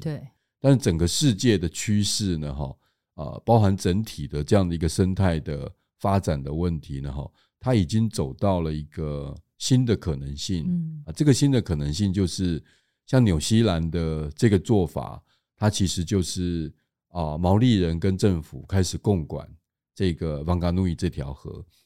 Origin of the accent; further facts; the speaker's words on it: Tainan, Taiwan; 作为台南人的话，甚至会认为说，其实曾文水库应该是属于我们台南的